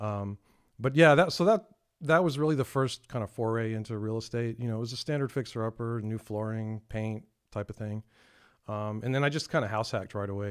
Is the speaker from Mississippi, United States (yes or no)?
no; San Antonio, Texas, United States; born and raised in San Antonio, uh, been here all my life.